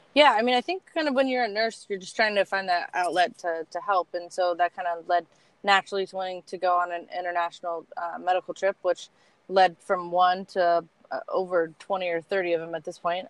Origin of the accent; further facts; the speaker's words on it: Columbus, Ohio, United States; I was born in Columbus, still in Columbus.